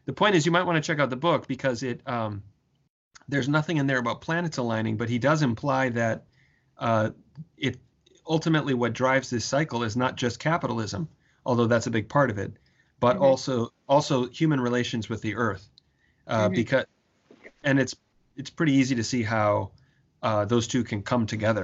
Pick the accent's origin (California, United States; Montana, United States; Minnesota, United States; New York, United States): Minnesota, United States; St. Paul; I was born I was raised in Minnesota, outside of St. Paul, Minnesota, in a working class suburb of St. Paul